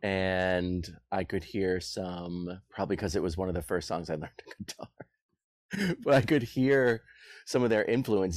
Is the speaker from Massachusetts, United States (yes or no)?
yes; Boston, Massachusetts, United States; I'm from Boston